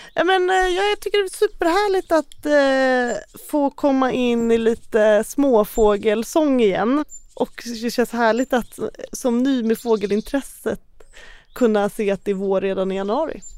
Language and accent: Swedish; Uppland, Sweden; Jag är ju inte uppväxt i några bokskogar, jag är ju från Uppland.